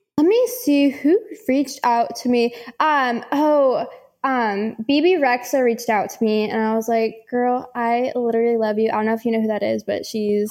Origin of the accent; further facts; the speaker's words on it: San Francisco, California, United States; now in Charlotte, United States; I'm from San Francisco